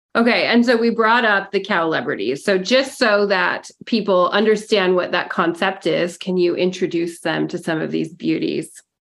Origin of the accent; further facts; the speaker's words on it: Mount Hood, Oregon, United States; I grew up on Mount Hood